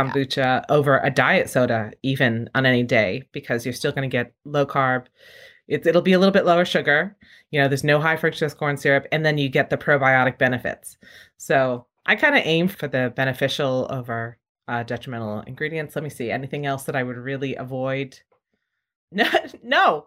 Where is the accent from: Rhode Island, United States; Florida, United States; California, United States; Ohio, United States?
Rhode Island, United States; now in San Francisco, United States; I grew up in Rhode Island